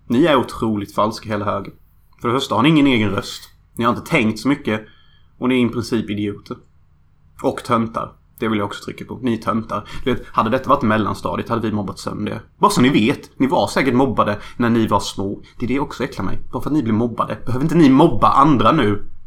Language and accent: Swedish; Sweden; Jag skäms faktiskt för att vara svensk